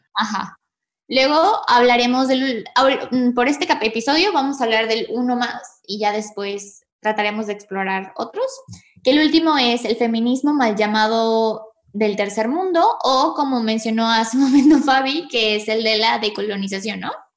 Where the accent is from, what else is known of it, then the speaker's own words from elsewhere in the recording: Mexico; nosotras somos mexicanas